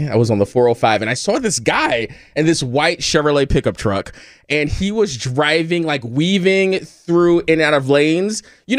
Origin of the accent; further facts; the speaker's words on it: Northeast, United States; now in Los Angeles, United States; I am from the Northeast.